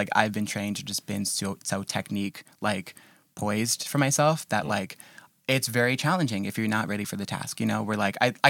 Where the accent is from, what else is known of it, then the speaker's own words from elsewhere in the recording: New York City, New York, United States; I'm from Flatbush